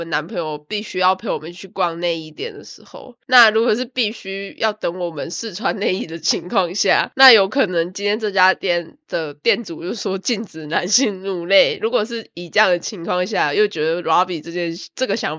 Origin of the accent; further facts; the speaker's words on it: Taiwan; now in Australia; 身为一个台湾人